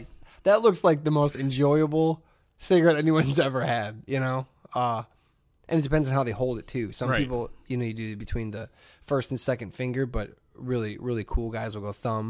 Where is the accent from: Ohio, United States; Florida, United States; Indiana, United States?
Indiana, United States; Hammond; moved away; I grew up in Hammond